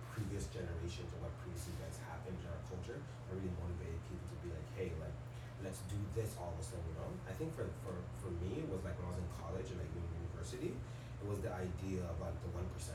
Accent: Jamaica; now in Canada; I'm from Jamaica. It's a third world country

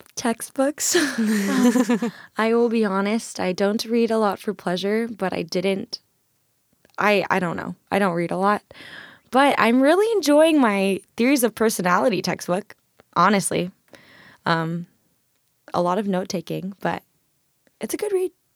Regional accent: Irvine, California, United States; moved away as an adult; now in Tacoma, United States; I'm from Irvine in Orange County

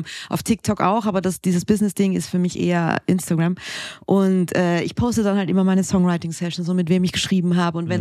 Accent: Austria; moved away; ich bin ja Österreicherin, gebürtig

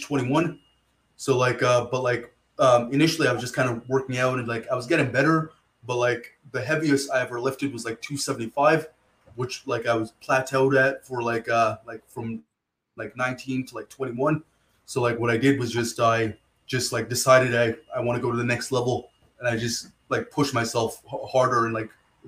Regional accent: Rockland, Ontario, Canada; also born or lived in Ottawa; I grew up in Ottawa here. There's a small city called Rockland.

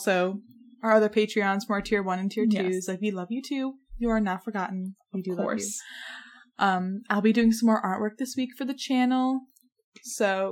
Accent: New York, United States; New York.

